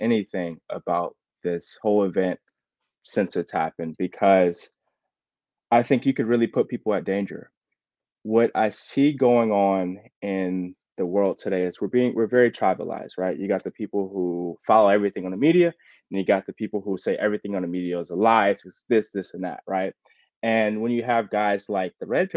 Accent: United States; as an American

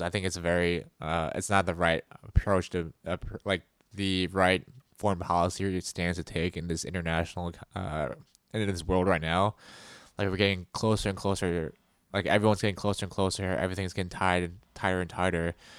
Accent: United States

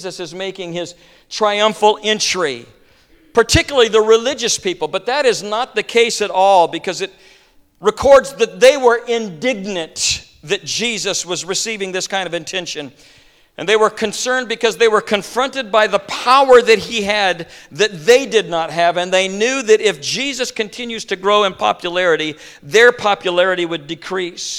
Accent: Midwest, United States; I'm a farm kid. I grew up in the Midwest, and I grew up around horses and donkeys

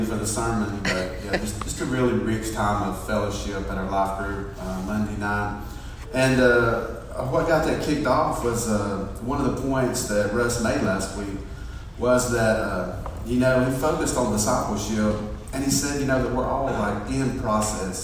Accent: Fort Payne, Alabama, United States; I grew up in Fort Payne, and we went to Mount Carmel Baptist Church

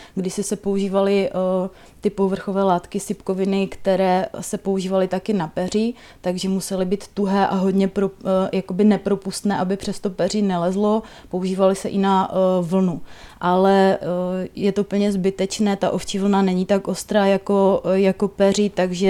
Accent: Palkovice, Moravian-Silesian Region, Czechia; v mé rodné vesnici eh, Palkovicích, v Palkovicích se má zavírat výroba vlněných přikrývek

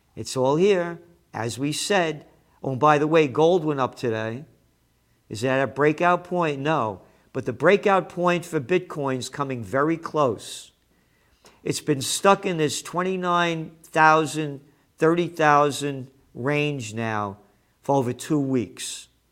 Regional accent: United States; I am an American.

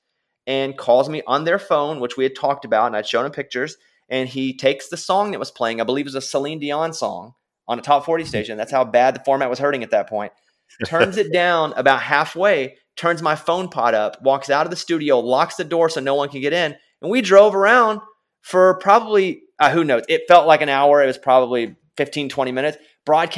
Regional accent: Arkansas, United States; moved away as an adult; now in Nashville, United States; I grew up in Arkansas in a small rural town

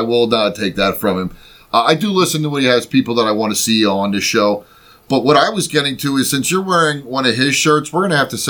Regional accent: Philadelphia, Pennsylvania, United States; we're from Philly.

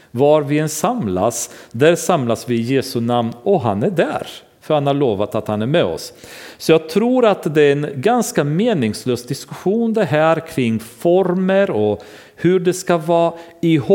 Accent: Romania; now in Sweden; Det gjorde vi hemma i Rumänien. Vi hyrde ett lokal i ett kulturhus och samlades där.

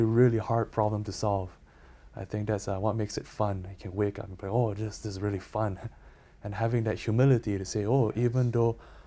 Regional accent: Canada; I'm Canadian

